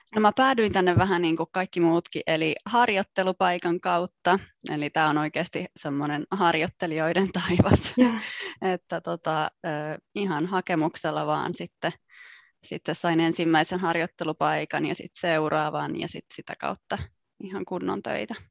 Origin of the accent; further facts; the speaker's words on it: Jakobstad, Ostrobothnia, Finland; moved away as an adult; also born or lived in Italy / Paris / Australia; now in Brussels, Belgium; mä oon alun perin kotoisin Pietarsaaresta eli Pohjanmaalta